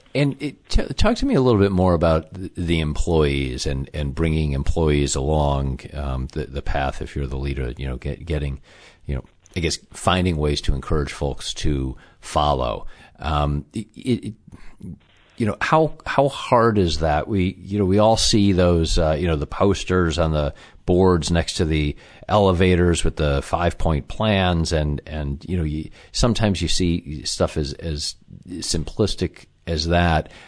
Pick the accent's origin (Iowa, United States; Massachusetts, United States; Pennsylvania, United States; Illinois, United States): Illinois, United States; Chicago; that's my hometown as well.